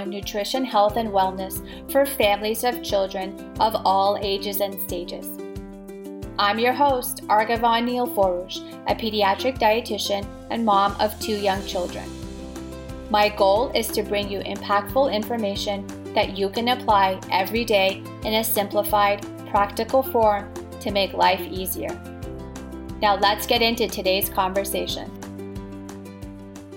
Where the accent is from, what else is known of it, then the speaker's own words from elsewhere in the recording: Toronto, Ontario, Canada; you're from my hometown